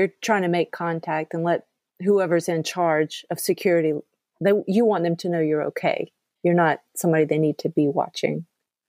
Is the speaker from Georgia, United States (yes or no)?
yes; Georgia, United States; I think because I am from Georgia